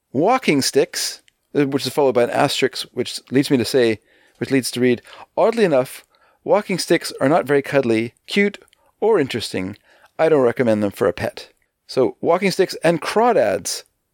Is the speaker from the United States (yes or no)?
yes; California, United States; I grew up in Southern California in the 50s and 60s